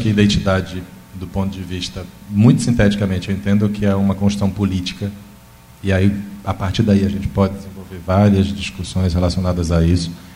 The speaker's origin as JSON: {"language": "Portuguese", "region": "interior of Bahia", "country": "Brazil", "tie": "born or raised there", "moved": "yes", "lives_now": "Minas Gerais, Brazil", "said": "do interior da Bahia, onde eu nasci"}